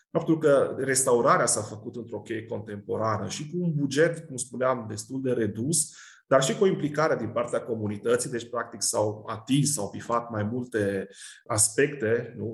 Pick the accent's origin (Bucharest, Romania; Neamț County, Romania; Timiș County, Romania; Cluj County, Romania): Cluj County, Romania; Cluj-Napoca; mă refer la Cluj, de unde sunt eu și de unde profesez